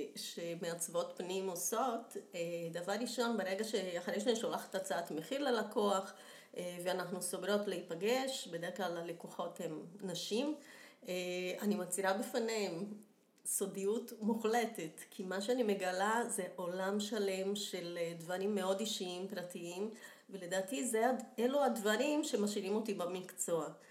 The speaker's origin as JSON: {"language": "Hebrew", "country": "Brazil", "tie": "born or raised there", "accent": "Brazilian", "second_language": "Hebrew", "moved": "yes", "lives_now": "Israel", "said": "נולדתי בברזיל, שזה גם מסביר את המבטא."}